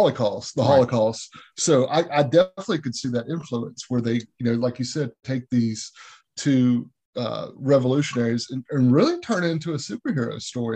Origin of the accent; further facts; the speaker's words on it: the South, Southern United States, United States; as Southerners, we have seen the butchering of the Southern language.